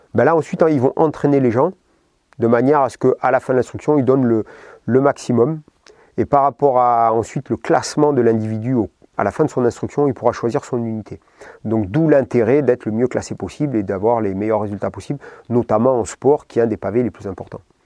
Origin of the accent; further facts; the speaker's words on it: Basque Country, Nouvelle-Aquitaine, France; moved away; je venais du Pays Basque, donc euh, la mer, la piscine, etc.